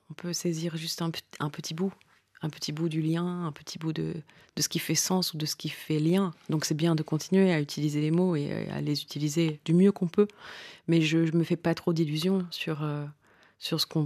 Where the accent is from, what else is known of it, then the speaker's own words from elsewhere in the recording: Marseille, Provence-Alpes-Côte d'Azur, France; Moi je viens du sud-est de la France, je suis marseillaise.